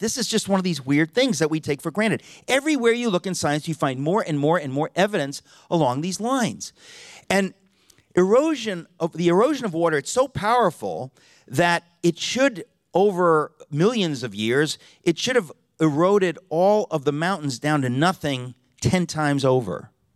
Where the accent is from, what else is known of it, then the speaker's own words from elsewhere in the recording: Connecticut, United States; now in New York City, United States; I grew up in Connecticut